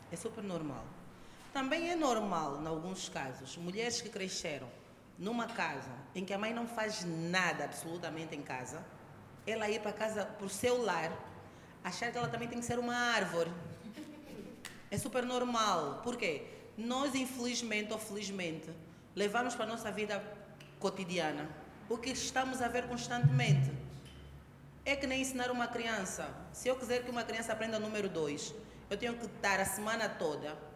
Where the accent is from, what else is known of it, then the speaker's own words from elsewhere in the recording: Luanda, Luanda Province, Angola; cresci muito tempo no Luanda Sul, viviam no condomínio da Sonangol, casa oposta à casa da minha avó.